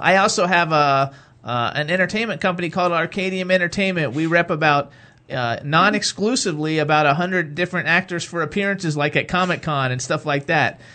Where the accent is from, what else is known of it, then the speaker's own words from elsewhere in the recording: Florida, United States; now in Pennsylvania, United States; I'm from Florida